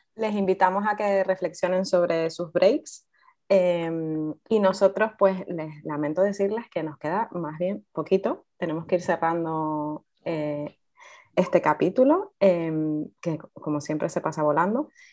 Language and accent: Spanish; Fuerteventura, Canary Islands, Spain; nací en Fuerteventura